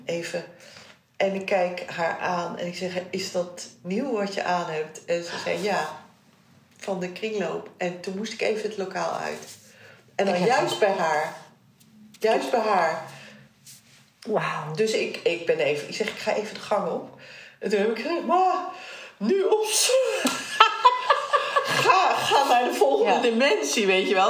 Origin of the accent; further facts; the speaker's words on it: Netherlands; want ik ben in Nederland geboren, mijn jongste broertje ook